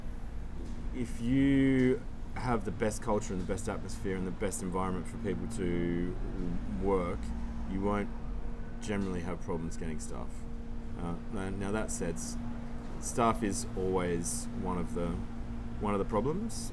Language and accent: English; Byron Bay, New South Wales, Australia; moved away as an adult; also born or lived in Sydney; now in Noosa, Australia; I grew up in Byron